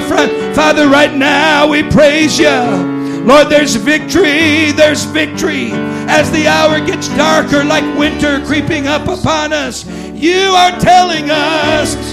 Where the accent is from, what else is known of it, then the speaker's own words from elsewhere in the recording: United States; I'm an American